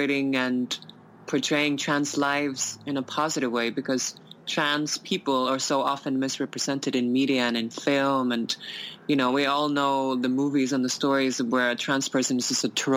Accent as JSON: {"language": "English", "country": "Iceland", "moved": "yes", "said": "I come from Iceland"}